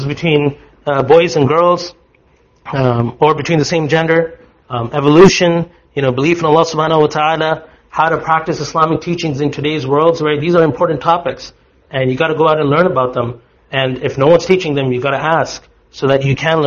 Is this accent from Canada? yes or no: yes; Canada; I am a Muslim, and I am a Canadian.